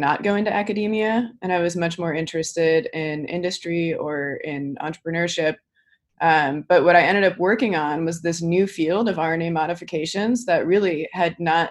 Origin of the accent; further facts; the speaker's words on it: California, United States; English is a second language; also born or lived in Netherlands; I was born in the Netherlands, and when I was 7, my family moved to California